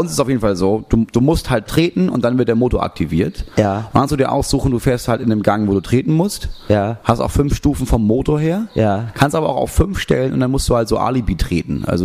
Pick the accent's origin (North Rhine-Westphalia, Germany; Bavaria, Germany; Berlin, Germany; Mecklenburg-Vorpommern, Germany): Berlin, Germany; Das Einzige, was sie in Berlin vermisst, ich komme aus Berlin, ist